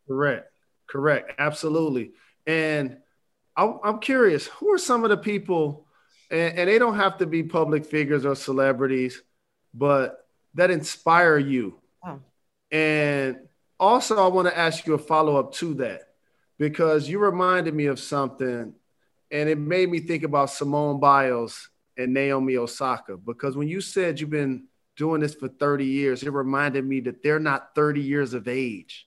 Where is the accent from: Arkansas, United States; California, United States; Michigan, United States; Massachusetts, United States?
Michigan, United States; Detroit; I'm a Michigander, but I rep for Detroit